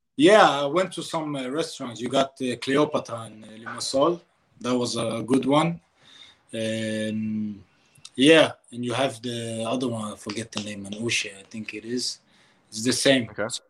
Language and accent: English; Denmark; I come from Denmark